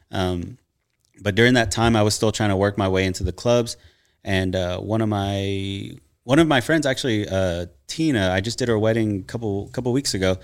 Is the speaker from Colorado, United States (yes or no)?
no; Nacogdoches, Texas, United States; I'm from East Texas, a little town called Nacogdoches